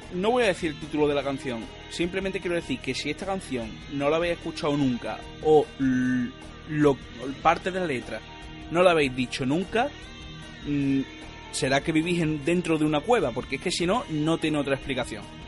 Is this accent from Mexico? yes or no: no; Andalusia, Spain; soy andaluz